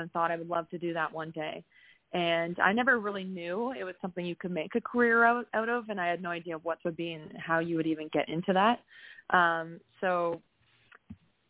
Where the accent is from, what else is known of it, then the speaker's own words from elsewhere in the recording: Peterborough, Ontario, Canada; I was born and raised in Peterborough, Ontario